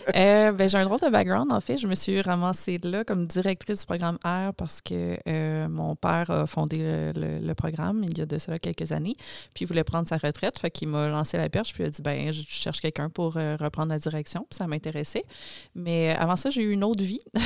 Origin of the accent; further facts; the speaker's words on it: Joliette, Quebec, Canada; moved away as an adult; now in Montreal, Canada; je viens de Joliette à la base